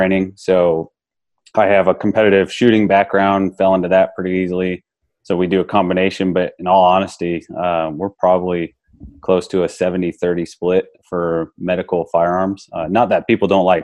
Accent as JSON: {"language": "English", "region": "Arizona", "country": "United States", "said": "I'm from Arizona"}